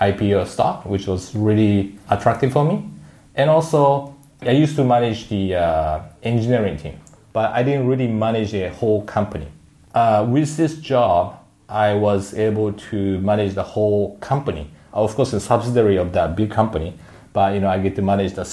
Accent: Yokohama, Kanagawa, Japan; moved away as an adult; also born or lived in Tokyo / Seattle; I was born in Tokyo, grown up in Yokohama, and I went to Seattle for university

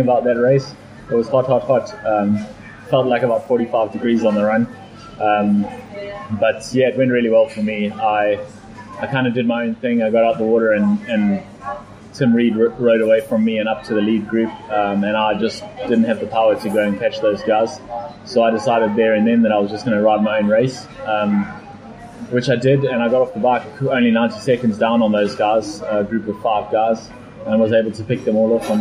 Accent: South Africa; I am from South Africa and from a hot environment, so I handle the heat pretty well

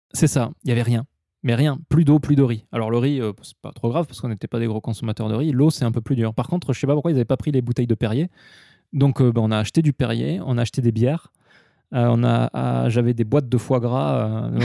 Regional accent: southwest France, France; moved away as an adult; also born or lived in Osaka, Japan / Tokyo, Japan; now in Japan; je suis allé chez moi dans le sud-ouest de la France

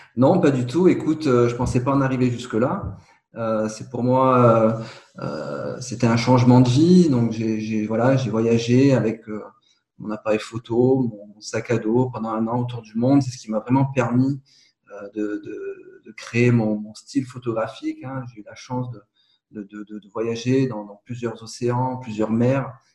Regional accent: Nice, Provence-Alpes-Côte d'Azur, France; je suis originaire de Nice et du coup, j'ai été un petit peu bercé entre la Méditerranée, le parc du Mercantour

